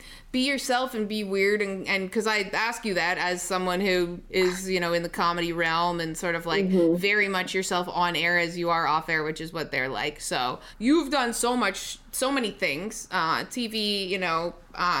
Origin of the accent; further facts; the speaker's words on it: Canada; accent: Canadian; moved away as an adult; now in United States; my Canadian accent